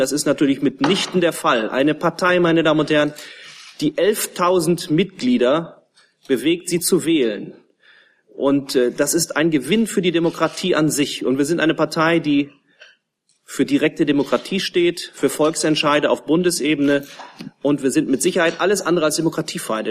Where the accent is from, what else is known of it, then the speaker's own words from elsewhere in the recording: Kaltenkirchen, Schleswig-Holstein, Germany; in meiner Heimatstadt Kaltenkirchen